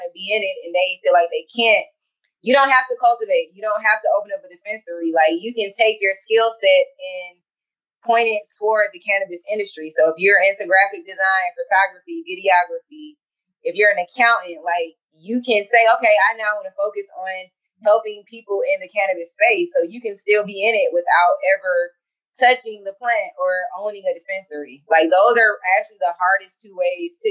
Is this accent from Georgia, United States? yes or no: yes; Riverdale, Georgia, United States; also born or lived in Atlanta, Georgia; I am originally from Riverdale, Georgia